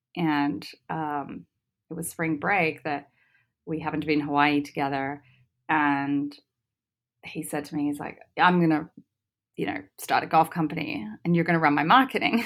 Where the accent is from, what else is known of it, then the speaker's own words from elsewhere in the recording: Australia; moved away; I grew up in Australia